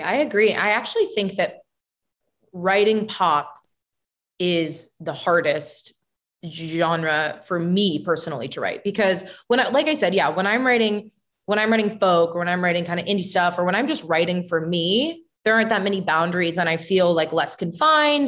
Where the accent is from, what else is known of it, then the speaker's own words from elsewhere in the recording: Bend, Oregon, United States; also born or lived in Miami / Phoenix / New York; I feel like Oregon is like my hometown.